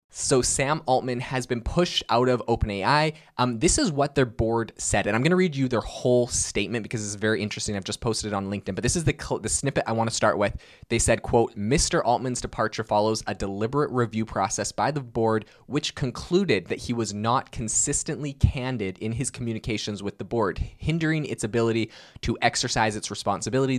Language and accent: English; Vancouver Island, British Columbia, Canada; I was born and raised on Vancouver Island, British Columbia, Canada. That's where I've lived my whole life.